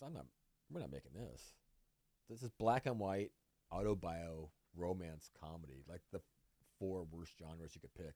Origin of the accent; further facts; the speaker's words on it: Vallejo, California, United States; moved away; also born or lived in Puerto Rico; it was my hometown paper